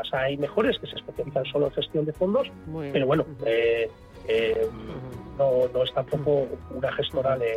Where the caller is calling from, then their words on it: Alicante, Valencian Community, Spain; de Alicante.